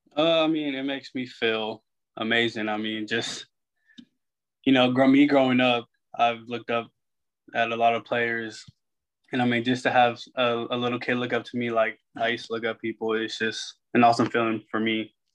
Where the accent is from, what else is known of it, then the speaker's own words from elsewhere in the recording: San Antonio, Texas, United States; moved away; also born or lived in Arkansas; I'm from San Antonio, Texas, so I mean, just growing up